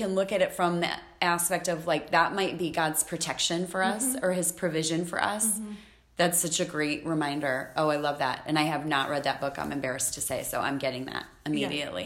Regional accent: Midwest, United States; we're both from the Midwest

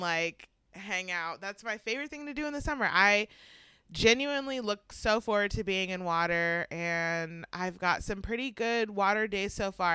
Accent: Georgia, United States; also born or lived in Syracuse; now in Pittsburgh, United States; when I was younger, living, growing up in Georgia

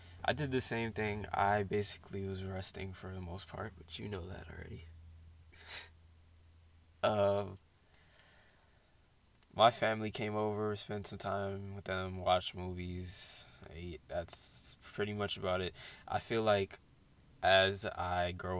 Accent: Buffalo, New York, United States; I was born in Buffalo

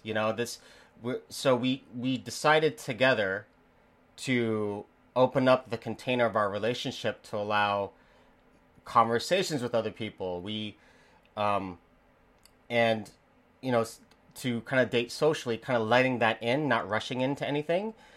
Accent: the Bible Belt, United States; as an American, as someone who grew up in in the Bible Belt

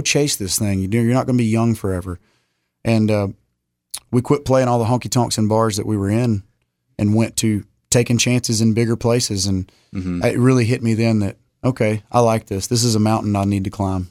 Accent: Huntsville, Texas, United States; we grew up in Huntsville, where there's seven, six, seven prisons around that area

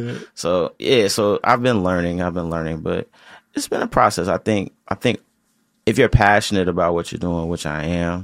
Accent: Chicago, Illinois, United States; I'm from Chicago

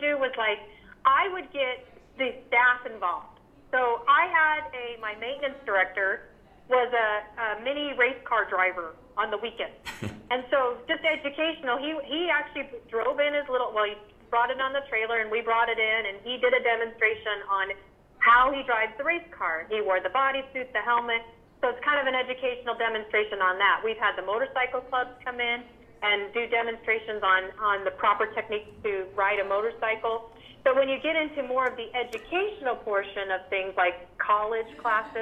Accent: Las Vegas, Nevada, United States; I'm from Las Vegas

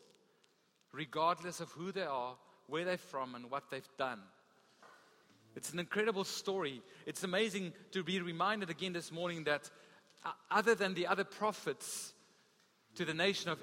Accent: Gauteng, South Africa; also born or lived in Free State; now in Western Cape, South Africa; I grew up in Gauteng

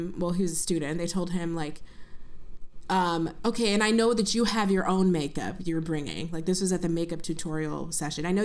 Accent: Buffalo, New York, United States; moved away as an adult; also born or lived in Princeton, New Jersey; growing up in Buffalo, New York

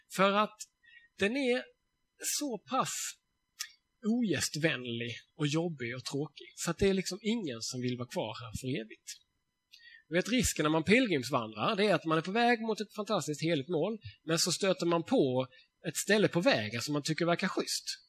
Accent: Sweden; jag är svensk

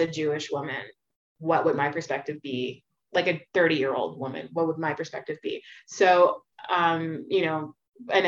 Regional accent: Montreal, Quebec, Canada; I grew up on Melrose Street in Montreal.

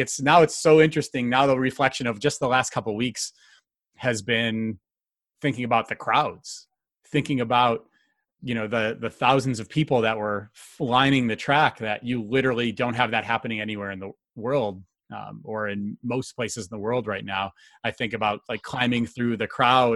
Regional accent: United States; moved away as an adult; now in Calgary, Canada; I moved to Calgary 17 years ago as an American bobsledder to train

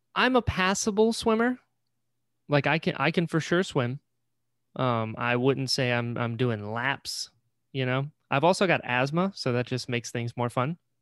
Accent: Florida, United States; also born or lived in Elizabeth City, North Carolina; But we lived in Maple, and then when I was six, moved down to Florida.

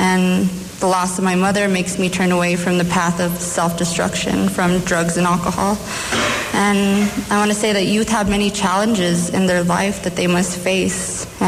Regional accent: Zacatecas, Mexico; now in United States; I come from a Mexican family. We come from Zacatecas. I immigrated illegally with my mom.

